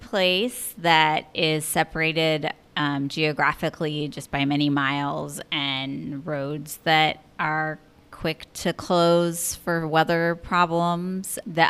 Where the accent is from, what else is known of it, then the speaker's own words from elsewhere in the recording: Humboldt County, California, United States; moved away as an adult; now in Anchorage, United States; I'm 37. I am from Humboldt County, California